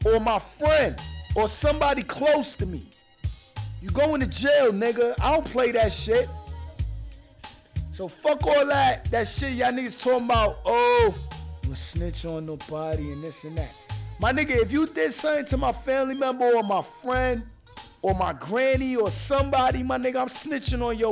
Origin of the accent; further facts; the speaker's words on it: New York City, New York, United States; I'm from New York City, man. I'm from Brooklyn